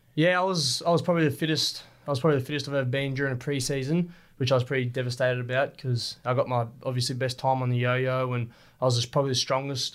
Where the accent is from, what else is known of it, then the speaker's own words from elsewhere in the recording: Rockhampton, Queensland, Australia; growing up in Rocky